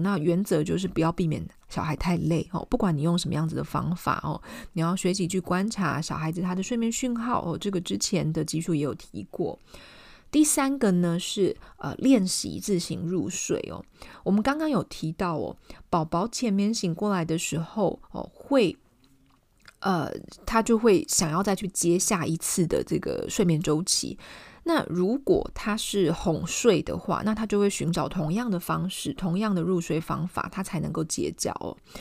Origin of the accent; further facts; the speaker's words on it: Taiwan; 我们台湾人